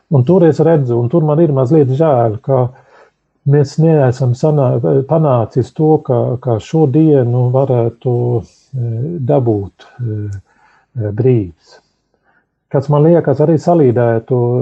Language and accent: Latvian; Sweden; now in Latvia; Es uzaugu Zviedrijā